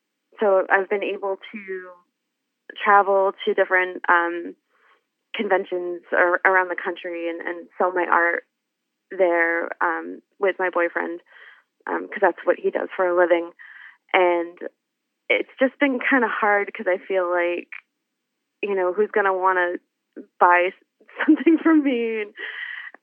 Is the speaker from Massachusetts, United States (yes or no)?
yes; Massachusetts, United States; moved away as an adult; now in Ohio, United States; I grew up in Massachusetts